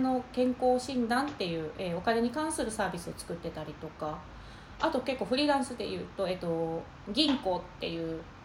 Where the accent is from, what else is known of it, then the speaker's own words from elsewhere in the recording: Tokushima, Japan; moved away as an adult; also born or lived in Tokyo / San Francisco; もともと東京の大学に、徳島県の土井長から、えー、東京の大学に出てきまして